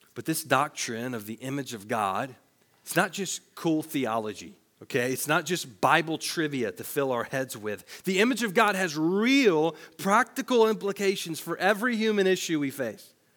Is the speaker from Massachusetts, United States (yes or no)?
no; Tennessee, United States; I worked at a grocery store in my hometown in Tennessee